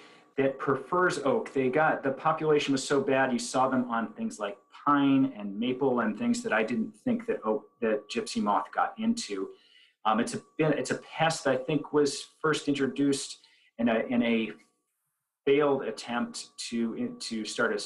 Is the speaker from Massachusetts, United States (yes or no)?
yes; Belchertown, Massachusetts, United States; We in my hometown, Belchertown